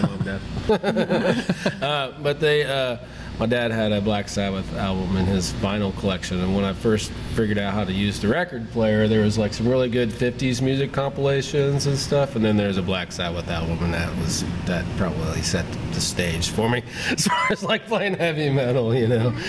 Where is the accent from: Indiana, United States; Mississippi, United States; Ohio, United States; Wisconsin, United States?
Indiana, United States; Pendleton; I grew up uh, outside of Pendleton, right on the Hancock County